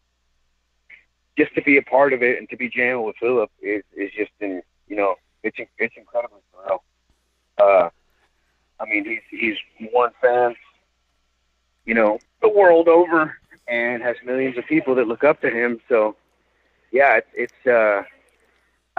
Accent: Fort Worth, Texas, United States; I was born and raised in Fort Worth

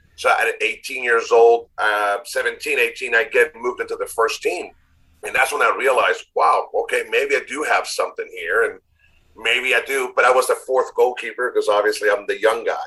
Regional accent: Chile; English is a second language; moved away as an adult; also born or lived in United States / Miami; now in Nashville, United States; grew up in Chile, born in the U.S., raised in Chile, came back when I was 19

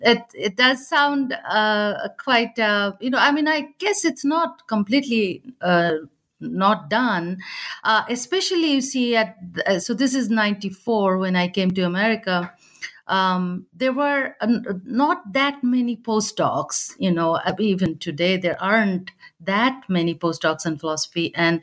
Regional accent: Bihar, India; English is a second language; moved away; So I grew up in India, you know, in the Bihar and Bengal, that eastern part of India.

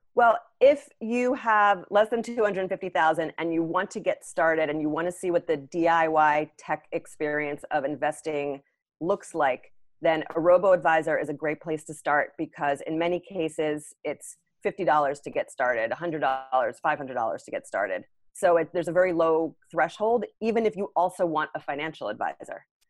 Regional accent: United States; being an American

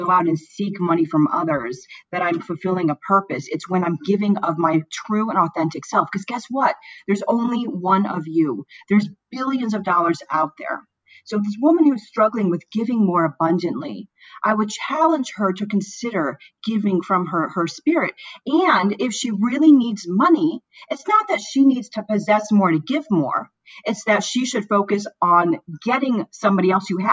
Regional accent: Florida, United States; moved away; also born or lived in Chicago, Illinois / St. Louis, Missouri; I was born in Chicago. I grew up in Florida. I spent about a decade in St. Louis

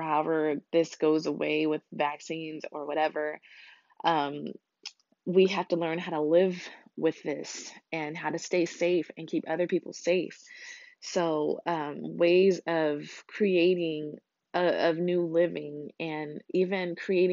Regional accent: United States; as an American

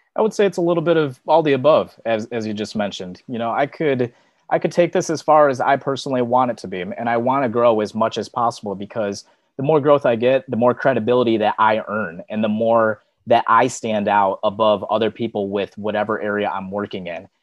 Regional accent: Michigan, United States; I'm from Michigan, where it, it snows nonstop all the time during the wintertime

